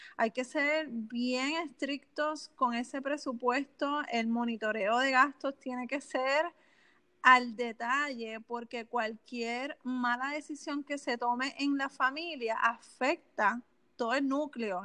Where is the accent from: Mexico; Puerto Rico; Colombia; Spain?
Puerto Rico; Canóvanas; Pues yo soy de Canóvanas, Puerto Rico.